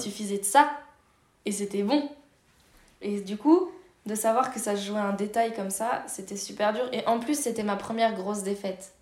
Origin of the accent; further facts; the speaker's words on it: La Plagne, Auvergne-Rhône-Alpes, France; je suis née à La Plagne